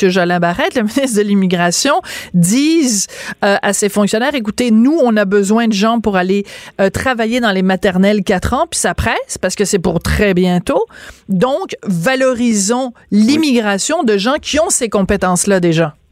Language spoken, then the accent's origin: French; France; now in Quebec, Canada; j'allais à la maternelle trois ans parce que je suis née en France